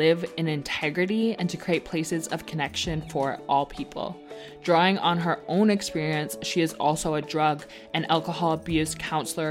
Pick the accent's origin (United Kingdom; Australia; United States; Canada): Canada; I grew up in Canada